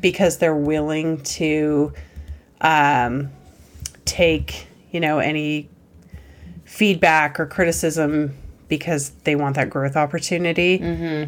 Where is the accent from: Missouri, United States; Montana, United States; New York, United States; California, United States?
Montana, United States; growing up in Montana